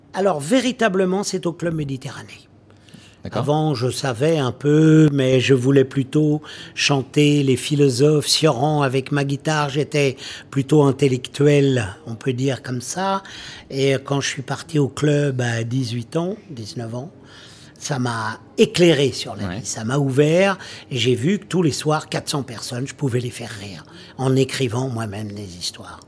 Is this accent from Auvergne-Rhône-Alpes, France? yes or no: no; Maisons-Alfort, Île-de-France, France; je viens de la banlieue, de Maison-Alfort